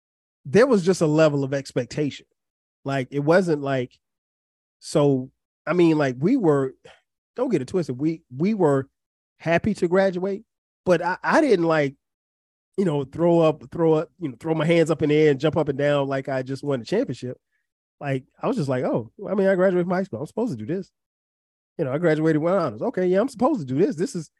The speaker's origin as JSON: {"language": "English", "town": "Florence", "region": "South Carolina", "country": "United States", "tie": "born or raised there", "said": "Growing up in Florence, South Carolina, I went to a predominantly Black high school."}